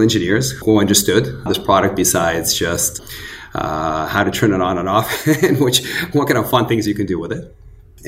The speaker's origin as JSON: {"language": "English", "region": "Northern California", "country": "United States", "tie": "born or raised there", "also_born_or_lived": "Kyiv, Ukraine / Los Angeles", "said": "I grew up in Northern California"}